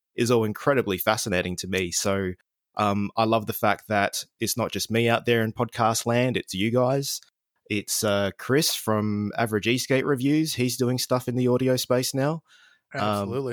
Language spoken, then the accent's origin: English; Adelaide, South Australia, Australia; here in Adelaide, in my hometown